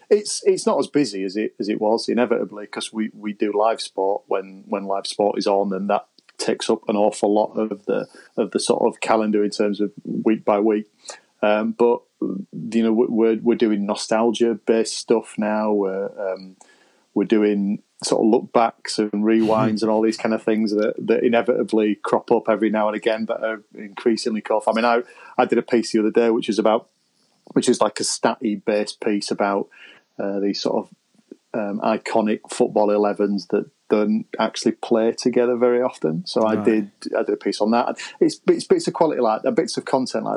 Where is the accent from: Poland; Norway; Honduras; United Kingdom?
United Kingdom; Pudsey, Yorkshire and the Humber; I'm from Pudsey, just on the outskirts of Leeds